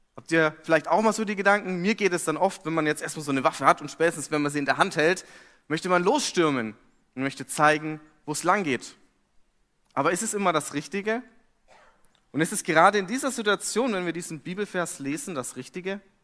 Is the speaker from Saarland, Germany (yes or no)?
no; Fürth, Bavaria, Germany; moved away as an adult; now in Hamburg, Germany; Und ich komme aus Fürth.